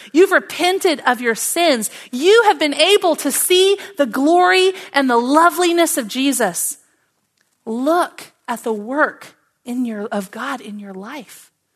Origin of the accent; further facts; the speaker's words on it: Oklahoma, United States; Now, I grew up in Oklahoma